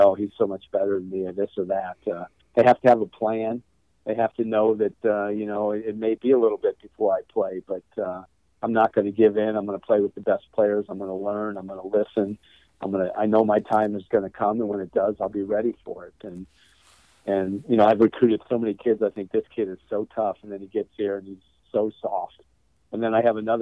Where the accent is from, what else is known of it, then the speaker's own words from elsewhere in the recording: Illinois, United States; I grew up in Illinois